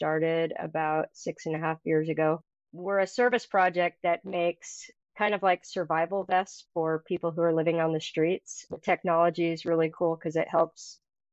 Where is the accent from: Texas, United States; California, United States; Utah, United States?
Utah, United States; Mountain Green; I grew up in Mountain Green, Utah